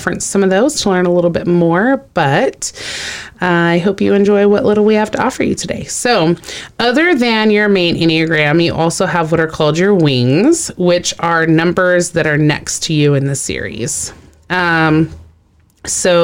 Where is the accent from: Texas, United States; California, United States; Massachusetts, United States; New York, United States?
Texas, United States; I grew up in Texas around a lot of Hispanic people